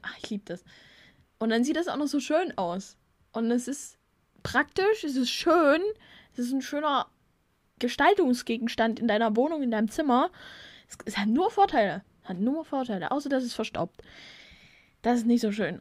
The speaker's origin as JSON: {"language": "German", "country": "Germany", "said": "bei uns in Deutschland"}